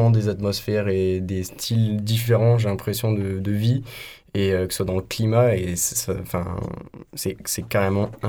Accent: Montpezat, Occitania, France; now in Marseille, France; moi, je viens de Montpezat.

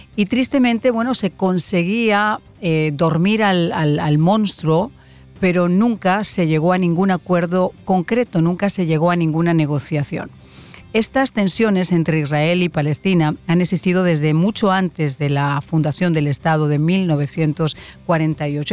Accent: Spain; como española

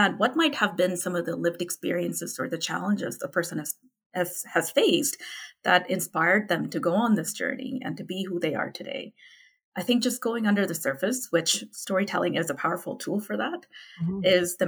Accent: Calgary, Alberta, Canada; I say I'm from Calgary, I'm Canadian, yeah.

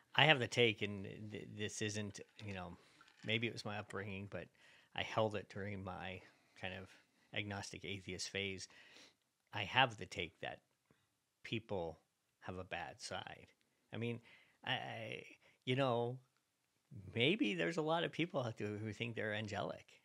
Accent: Virginia, United States; I'm from Virginia

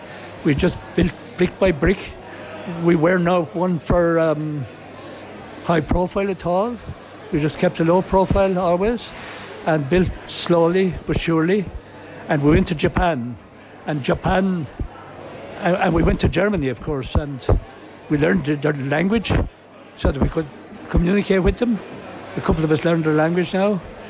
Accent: Carlow, Leinster, Ireland; Very different times in the 1940s. I tell you, it was a tough time.

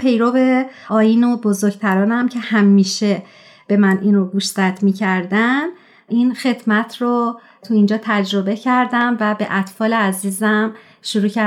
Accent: Tehran, Tehran Province, Iran; born there; moved away; در شهر تهران و در یک خانواده پرجمعیت به دنیا اومدم دو تا دختر دارم و با دخترام الان خارج از ایران زندگی میکنم

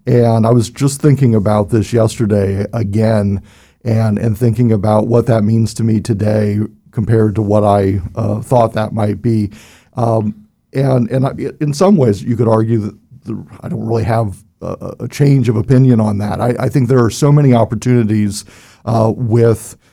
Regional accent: Cincinnati, Ohio, United States; I was born and raised in Cincinnati, Ohio, and uh, was there

